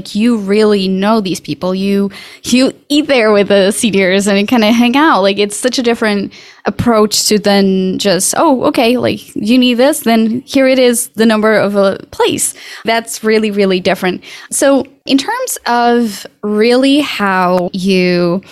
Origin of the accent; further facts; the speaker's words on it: Portugal; now in United States; I'm from Portugal.